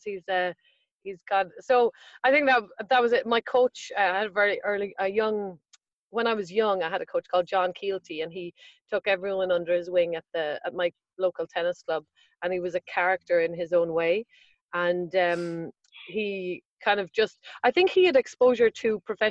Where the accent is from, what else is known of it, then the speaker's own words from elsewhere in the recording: Sligo, Connacht, Ireland; also born or lived in Dublin, Ireland; I was born in Dublin, then my dad's job moved us to the west coast of Ireland